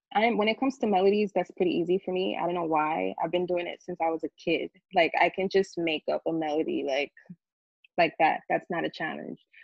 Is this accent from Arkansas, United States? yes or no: no; New York City, New York, United States; we grew up in the Bronx